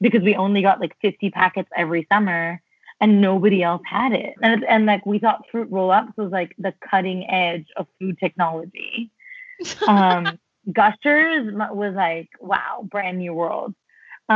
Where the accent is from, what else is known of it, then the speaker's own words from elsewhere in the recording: Mumbai, Maharashtra, India; now in United States; I grew up in Mumbai, and I had a largely very charmed Mumbai